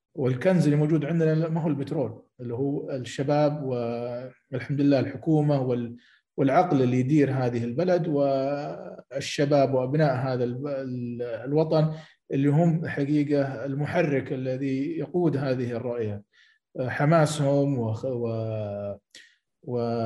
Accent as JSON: {"language": "Arabic", "country": "Saudi Arabia", "said": "عندنا في السعوديه"}